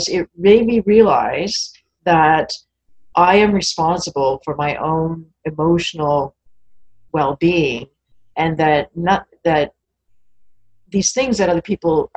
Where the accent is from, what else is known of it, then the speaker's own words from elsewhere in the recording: Canada; I'm Canadian after all